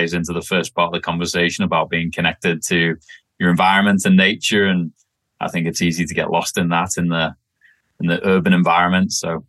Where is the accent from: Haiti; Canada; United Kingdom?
United Kingdom; Wirral, North West England; accent: messed up; also born or lived in Australia; So born and raised just outside of Liverpool, England, on a little peninsula called the Wirral. It sits between North Wales and Liverpool.